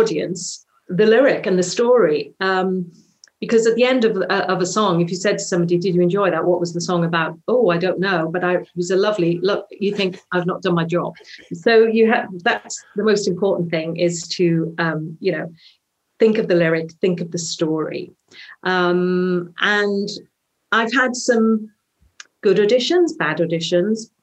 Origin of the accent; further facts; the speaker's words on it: Swansea, Wales, United Kingdom; accent: Welsh; a Welsh accent, which is my hometown, Swansea